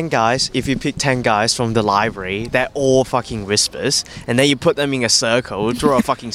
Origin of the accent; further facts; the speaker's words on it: China; moved away; I grew up in China.